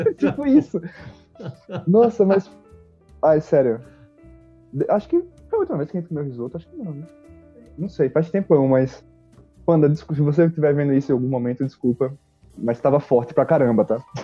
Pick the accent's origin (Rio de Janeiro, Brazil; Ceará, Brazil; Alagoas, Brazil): Alagoas, Brazil; Maceió; now in São Paulo, Brazil; eu sou de Maceió